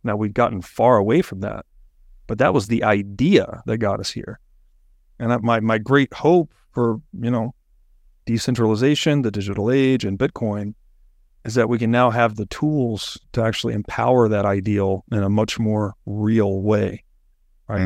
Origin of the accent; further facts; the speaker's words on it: United States; I'm born in America.